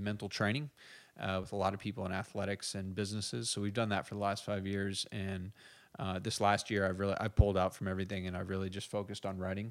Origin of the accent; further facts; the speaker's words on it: United States; also born or lived in Ireland; I'm the American